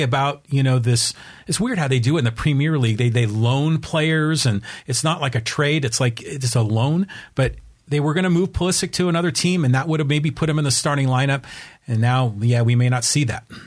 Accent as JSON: {"language": "English", "country": "United States", "said": "as American soccer fans"}